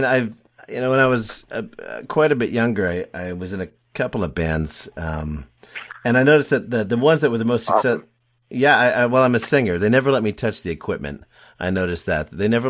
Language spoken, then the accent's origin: English; Connecticut, United States; born there; also born or lived in Tennessee; I was born in Connecticut. I've lived down south in Tennessee. Picked up my lovely wife there.